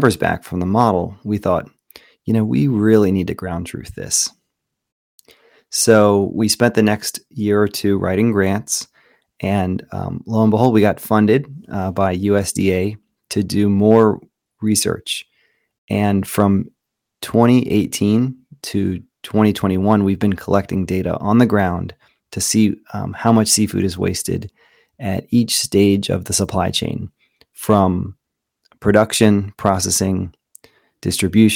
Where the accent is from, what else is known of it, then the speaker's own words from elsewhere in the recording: United States; I grew up on the Chesapeake Bay, farming oysters